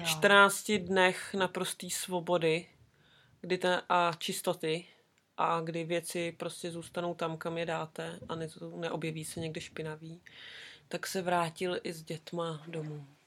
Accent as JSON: {"language": "Czech", "country": "Czechia", "moved": "as an adult", "lives_now": "New Zealand", "said": "my Češky"}